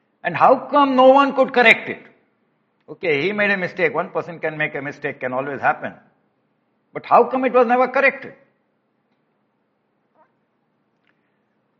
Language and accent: English; India; As an Indian